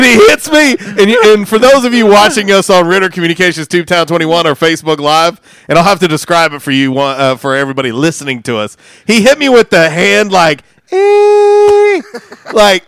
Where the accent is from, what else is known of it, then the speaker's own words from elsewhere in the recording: Florida, United States; now in Jonesboro, United States; I was growing up in Florida